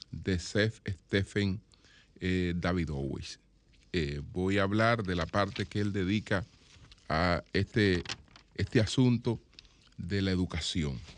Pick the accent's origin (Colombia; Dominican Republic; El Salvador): Dominican Republic; yo soy dominicano. Yo quiero que, que, mi hijo eh, no se levante sin vínculos con su país.